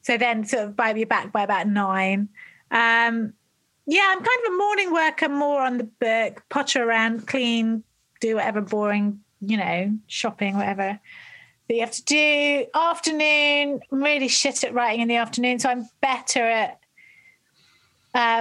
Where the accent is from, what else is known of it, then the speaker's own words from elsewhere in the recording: England, United Kingdom; also born or lived in London; we're all English people